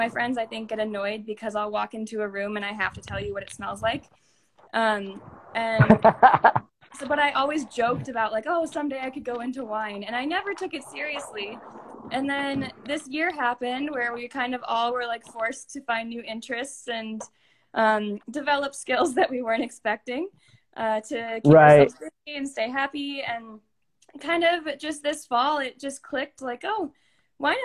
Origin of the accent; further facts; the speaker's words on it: Illinois, United States; now in Denver, United States; I'm originally from Illinois, and now I'm living out in Denver, Colorado